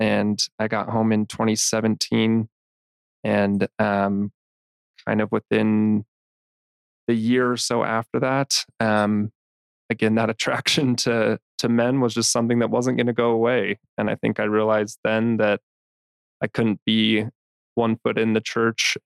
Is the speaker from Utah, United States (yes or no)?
yes; Salt Lake City, Utah, United States; I was born and raised here in Salt Lake City, grew up in the church.